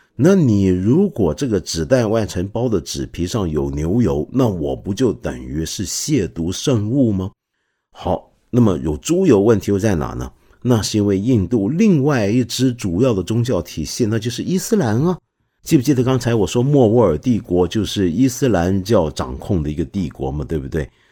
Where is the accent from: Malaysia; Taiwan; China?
China; 我们中国人